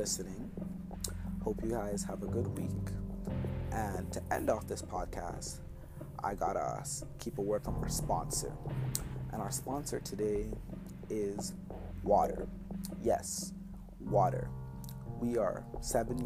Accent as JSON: {"language": "English", "town": "Toronto", "region": "Ontario", "country": "Canada", "also_born_or_lived": "Jamaica", "said": "as a Canadian and as someone that's from the GTA, I have my pride"}